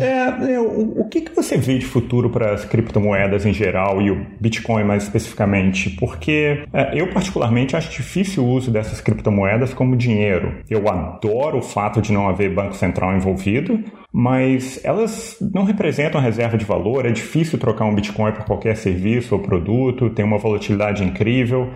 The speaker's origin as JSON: {"language": "Portuguese", "country": "Brazil", "said": "a gente é brasileiro"}